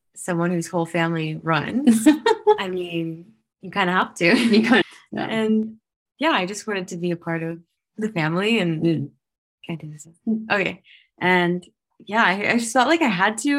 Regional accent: United States; moved away; I'm from America

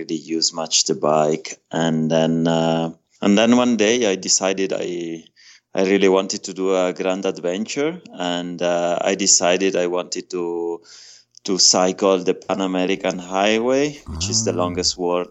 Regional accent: Italy; moved away as an adult; I'm Italian. I was born in Italy about 40 years ago

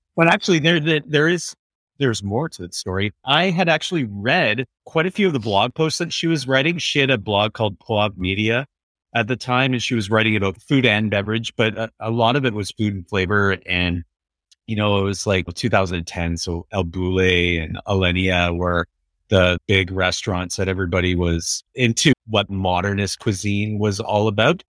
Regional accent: Vancouver, British Columbia, Canada; we're from Vancouver

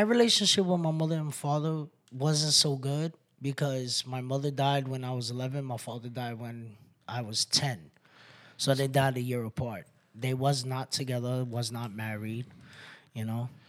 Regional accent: New York City, New York, United States; moved away as an adult; also born or lived in Bronx; I'm from Brooklyn, New York, Waynesburg, originally. Um, I moved out here about five years ago

